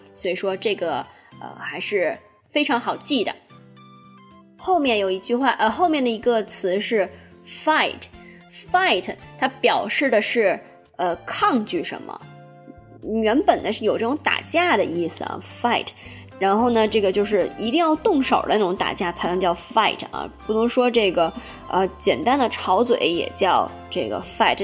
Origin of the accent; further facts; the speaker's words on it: China; 咱们大陆这边